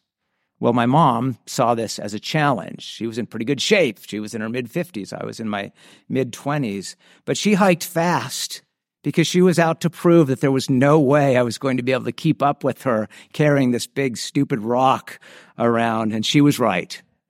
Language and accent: English; San Diego, California, United States; Where I grew up in San Diego, there was a popular hiking place called Cowles Mountain.